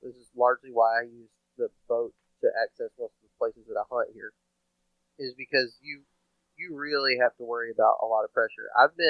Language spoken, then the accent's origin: English; Texas, United States; moved away as an adult; also born or lived in Alabama; I grew up in Texas. Cut my teeth hunting in Texas. So I grew up hunting easy here. And moved to the South after high school. Moved to Alabama after high school.